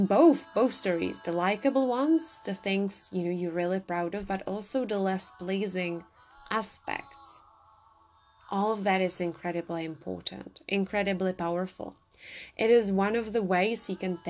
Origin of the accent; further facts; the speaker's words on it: Czechia; I come from the Czech Republic